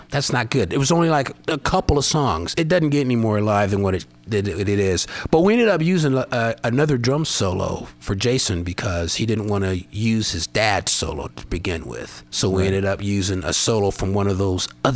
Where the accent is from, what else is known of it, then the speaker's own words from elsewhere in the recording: Colorado, United States; moved away; I'm from Colorado, but you know, now over here at sea level